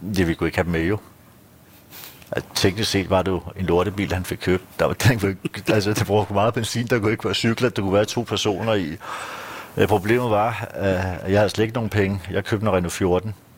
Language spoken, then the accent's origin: Danish; Kastrup, Capital Region of Denmark, Denmark; moved away as an adult; now in Frederiksberg, Denmark; det er der, jeg er født. Tømmerupvej. Amager